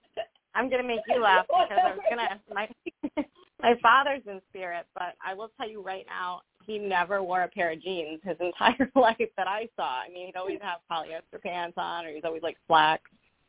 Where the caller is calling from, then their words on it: Rhode Island, United States; I'm calling from Rhode Island.